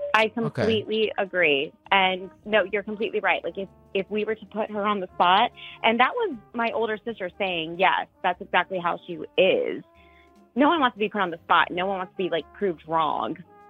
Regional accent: Florida, United States; So I'm from Florida, and I'm visiting my sister in Virginia, and my parents are from Florida as well

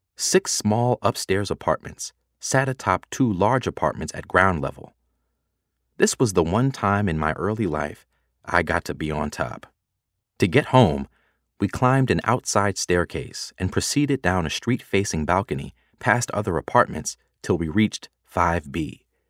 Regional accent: Atlanta, Georgia, United States; I was growing up in a community of folks like me in an area of Atlanta called Buttermilk

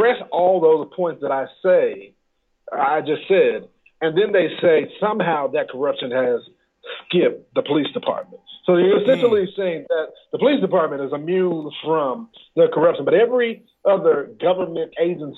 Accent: Dallas, Texas, United States; I am originally from Dallas, Texas

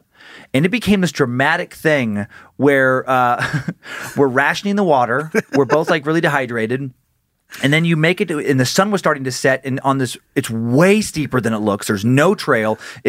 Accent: Idaho, United States; I think it is maybe how we grew up in Idaho

